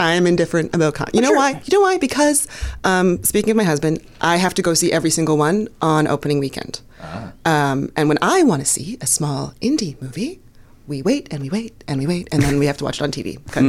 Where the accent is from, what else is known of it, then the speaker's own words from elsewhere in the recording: Toronto, Ontario, Canada; now in United States; I'm from Toronto.